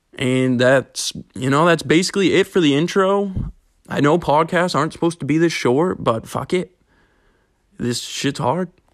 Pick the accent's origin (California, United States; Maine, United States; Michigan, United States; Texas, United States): Maine, United States; Ellsworth; I'm from Ellsworth, Maine, where sports gambling currently isn't legal